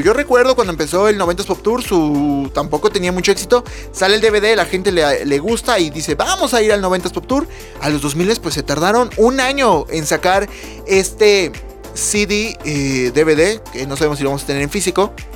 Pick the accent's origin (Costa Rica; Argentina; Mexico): Mexico; Puebla; yo soy de Puebla